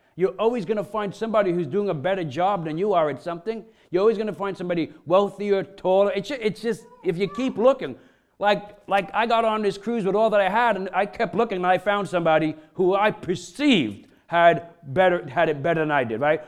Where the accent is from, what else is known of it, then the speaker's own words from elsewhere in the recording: Brooklyn, New York, United States; I'm a kid from Brooklyn, you know, grew up in, in, in low-income areas